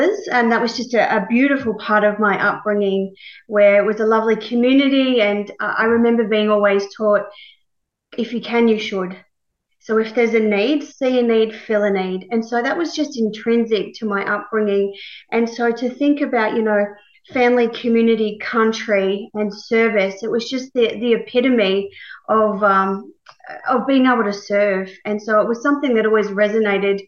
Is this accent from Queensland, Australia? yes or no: no; Young, New South Wales, Australia; I was born in Young, New South Wales, a very small country town.